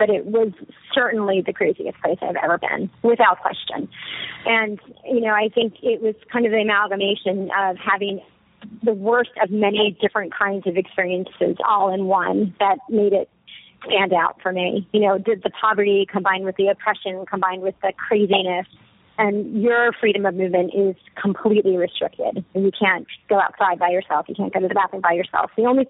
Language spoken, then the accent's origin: English; New York City, New York, United States; not just as a, you know, American, but as a female, as a single person, you know, as a New Yorker, as everything I am and stand for. I certainly first and foremost as an American